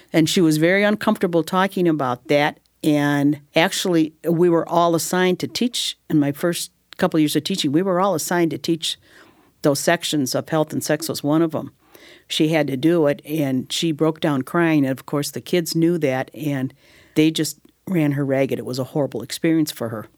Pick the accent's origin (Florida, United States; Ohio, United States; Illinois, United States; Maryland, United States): Illinois, United States; I'm from Illinois